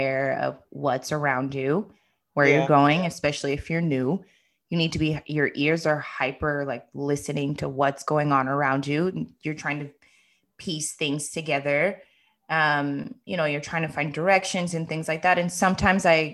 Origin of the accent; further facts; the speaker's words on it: United States; moved away; growing up in the U.S.